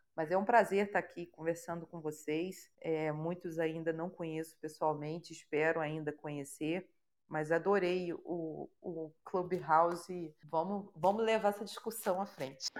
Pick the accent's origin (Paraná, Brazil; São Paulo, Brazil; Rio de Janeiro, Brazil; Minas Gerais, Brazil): Rio de Janeiro, Brazil; sou carioca